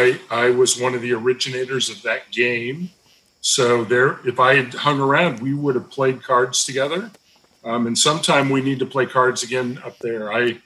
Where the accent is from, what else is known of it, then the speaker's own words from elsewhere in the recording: Bloomington, Illinois, United States; moved away as an adult; now in Little Rock, United States; because I grew up in Bloomington Normal, I met my wife in Springfield, Illinois